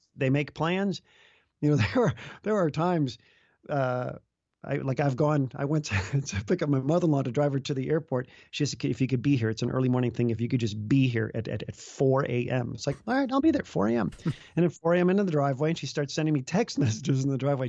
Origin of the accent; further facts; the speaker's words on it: Chicago, Illinois, United States; now in Iowa, United States; I grew up in the Chicago area